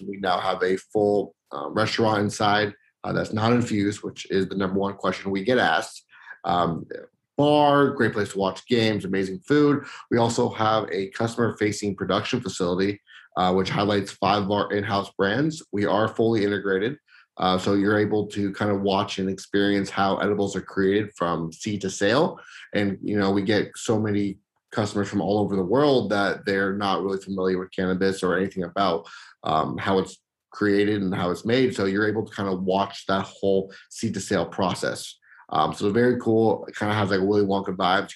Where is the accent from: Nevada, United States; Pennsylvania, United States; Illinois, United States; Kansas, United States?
Nevada, United States; Las Vegas; growing up in Vegas is, is spectacular.